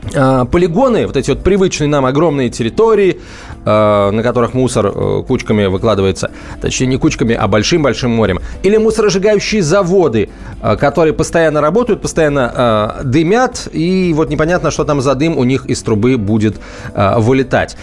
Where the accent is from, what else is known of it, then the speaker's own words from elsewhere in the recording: Saratov Oblast, Russia; now in Moscow, Russia; Я из Саратовской области